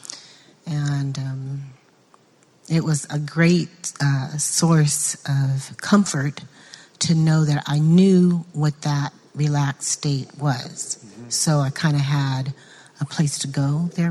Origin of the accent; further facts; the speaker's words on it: San Diego, California, United States; I grew up in San Diego